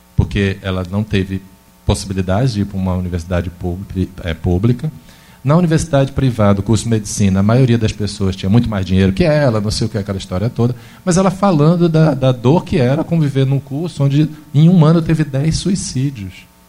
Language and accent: Portuguese; interior of Bahia, Brazil; now in Minas Gerais, Brazil; do interior da Bahia, onde eu nasci